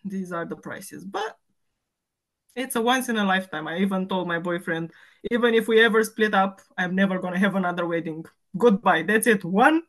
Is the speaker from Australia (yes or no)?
no; Romania; accent: Romanian; English is a second language; now in London, United Kingdom; 34, I think, or 35. I stopped counting after 25, so I think I'm 34. I live in London. I'm originally from Romania.